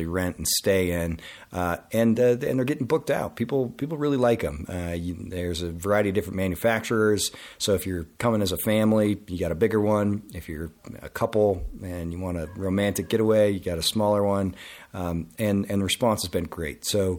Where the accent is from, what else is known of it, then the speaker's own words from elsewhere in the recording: Grand Junction, Colorado, United States; Marketing and Sales Director, and I'm from Grand Junction, Colorado.